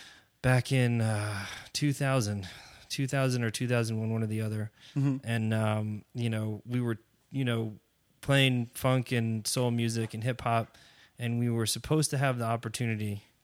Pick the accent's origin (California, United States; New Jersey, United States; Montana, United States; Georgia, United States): New Jersey, United States; Englewood; I mean, I'm from New Jersey originally. Mm-hmm. That's where I grew up. Spent most of my young adult days running around Bergen County, Englewood, New Jersey.